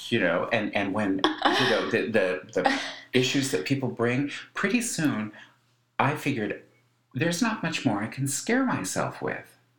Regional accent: Colorado, United States; my growing up in Colorado

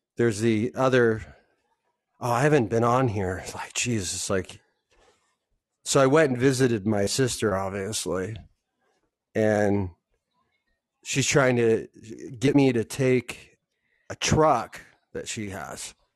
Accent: Southern California, United States; I'm from Southern California

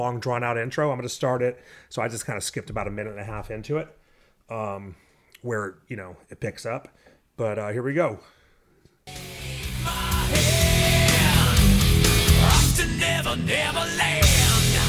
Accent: San Leandro / Pleasanton area, California, United States; We grew up in the Porky's neighborhood

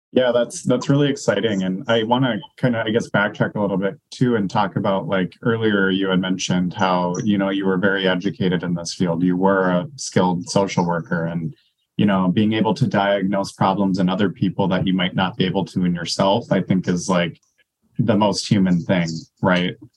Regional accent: North Dakota, United States; now in Minnesota, United States; I'm from North Dakota

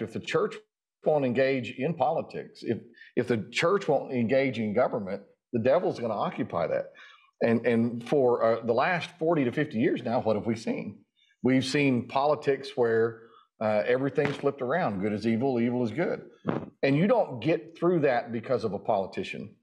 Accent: Durant, Oklahoma, United States; I'm from Durant.

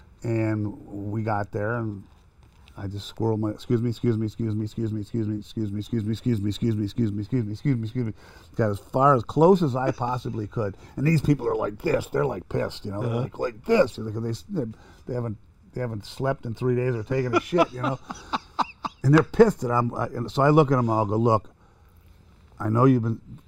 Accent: Cleveland, Ohio, United States; You know, I'm from Cleveland.

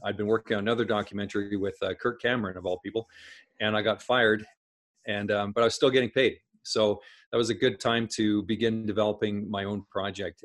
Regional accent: Saskatchewan, Canada; I grew up in Saskatchewan, Saskatchewan in Canada

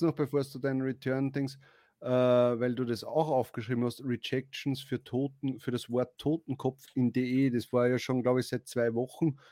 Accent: Austria; bei uns ist das so in Österreich

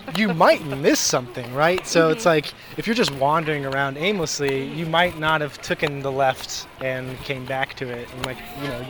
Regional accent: Ridgecrest, California, United States; I am from a small town in the Mojave Desert called Ridgecrest.

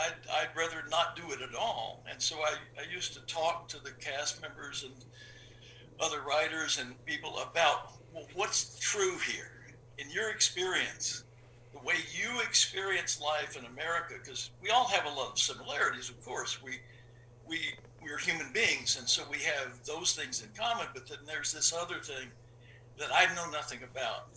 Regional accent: Deep South, southern Arkansas and then Texas, United States; moved away; I grew up in the Deep South, southern Arkansas and then Texas

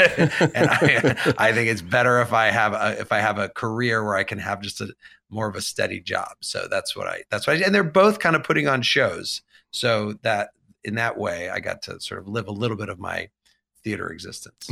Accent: Champaign, Illinois, United States; I grew up in, uh, Champaign, Urbana, Illinois, which is right in the middle of Illinois.

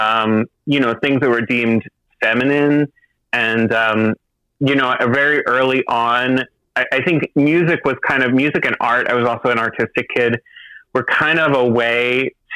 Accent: just outside Philadelphia, New Jersey, United States; now in Boston, United States; I'm from New Jersey. I'm from just outside Philly originally.

